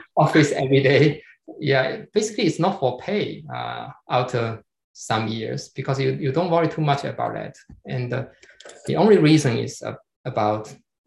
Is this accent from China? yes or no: yes; China